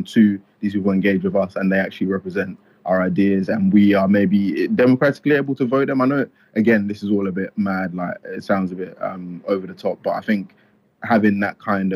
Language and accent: English; Nigeria; now in United Kingdom; I was born in Nigeria